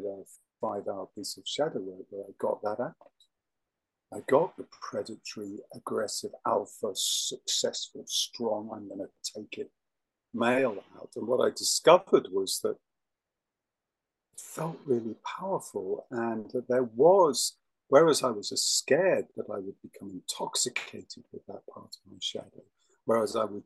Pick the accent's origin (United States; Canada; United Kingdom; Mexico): United Kingdom; England; I'm English